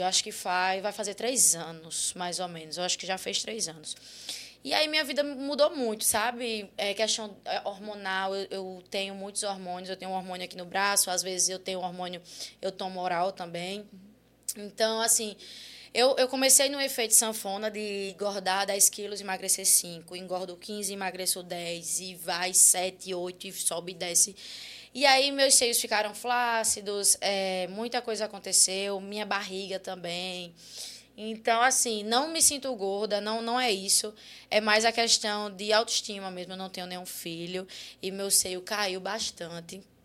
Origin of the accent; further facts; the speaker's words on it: Guarabira, Paraíba, Brazil; moved away as an adult; eu saí de Guarabira, que é minha cidade natal